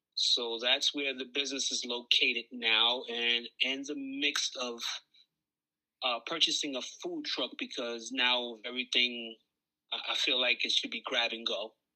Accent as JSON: {"language": "English", "town": "New York City", "region": "New York", "country": "United States", "said": "I'm from Coney Island"}